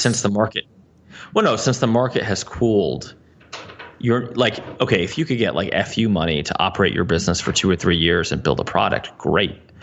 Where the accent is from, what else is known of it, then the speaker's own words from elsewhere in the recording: New Jersey, United States; I'm from New Jersey